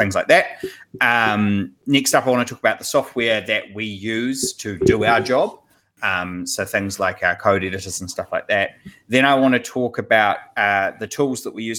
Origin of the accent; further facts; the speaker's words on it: New Zealand; I am a developer from New Zealand